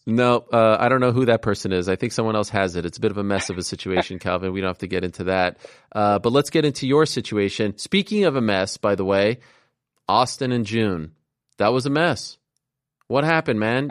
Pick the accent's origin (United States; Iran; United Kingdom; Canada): Canada; Montreal, Quebec; moved away; I grew up, I grew up in Montreal, uh, in Canada